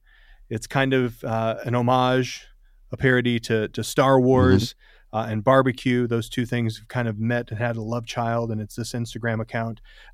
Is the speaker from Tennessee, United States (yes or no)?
yes; Tennessee, United States; I'm from Tennessee.